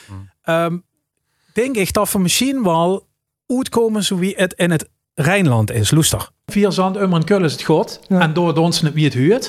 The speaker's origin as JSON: {"language": "Dutch", "town": "Rimburg", "region": "Limburg", "country": "Netherlands", "tie": "born or raised there", "accent": "Limburgish", "first_language": "Limburgish"}